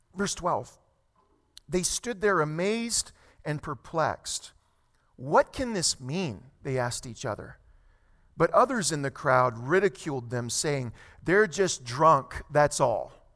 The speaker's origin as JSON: {"language": "English", "region": "South Louisiana", "country": "United States", "moved": "as an adult", "lives_now": "California, United States", "said": "My family and I, we moved here to California roughly almost two years ago. We're from South Louisiana."}